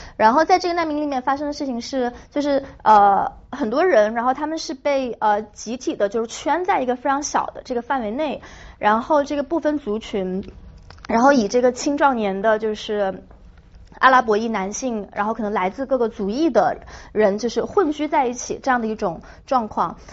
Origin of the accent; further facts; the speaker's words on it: China; 作为一个中国人